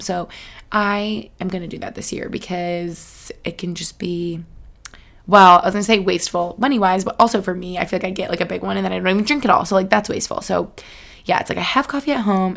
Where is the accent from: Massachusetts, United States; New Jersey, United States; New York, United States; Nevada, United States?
New York, United States; Albany; moved away; I spent some time in Albany Albany, New York. Shout out my hometown where I grew up with my fam